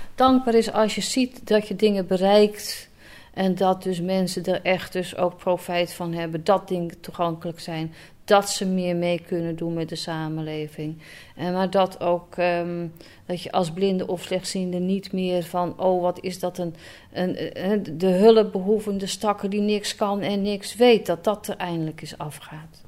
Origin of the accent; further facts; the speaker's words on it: Alkmaar, North Holland, Netherlands; also born or lived in Enkhuizen / Schermerhorn; geboren en getogen in Alkmaar